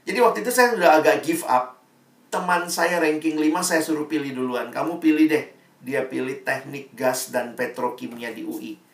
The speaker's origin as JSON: {"language": "Indonesian", "town": "Makassar", "region": "South Sulawesi", "country": "Indonesia", "tie": "born or raised there", "said": "Jadi saya SMA-nya di Makassar, teman-temannya saya anak daerah"}